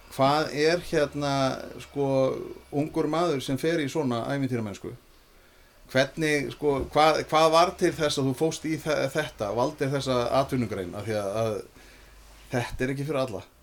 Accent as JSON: {"language": "Icelandic", "town": "Reykjavík", "region": "Capital Region", "country": "Iceland", "said": "ég er úr Reykjavík"}